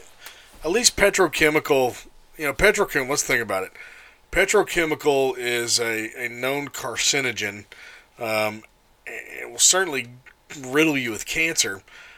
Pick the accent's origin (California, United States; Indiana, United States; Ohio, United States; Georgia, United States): California, United States; Huntington Beach; I'm from Huntington Beach.